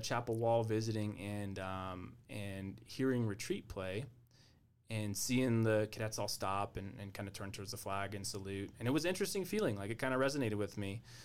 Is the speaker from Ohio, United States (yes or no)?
no; Albuquerque, New Mexico, United States; now in Colorado, United States; I'm from Albuquerque